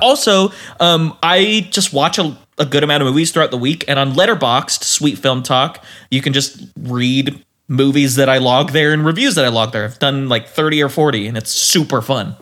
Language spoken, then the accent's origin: English; Utah, United States; And we grew up in Utah.